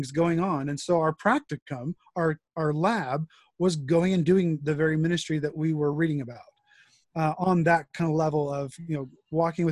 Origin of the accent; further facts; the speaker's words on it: El Monte, California, United States; I am originally from Southern California, pastor's kid all my life